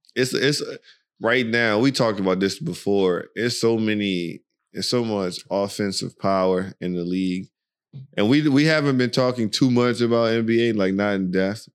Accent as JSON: {"language": "English", "country": "United States", "also_born_or_lived": "Virginia / Maryland", "moved": "as an adult", "lives_now": "Dubai, United Arab Emirates", "said": "we're from America, you know, we're from the U S, well, Virginia is where we reside, Virginia, Maryland"}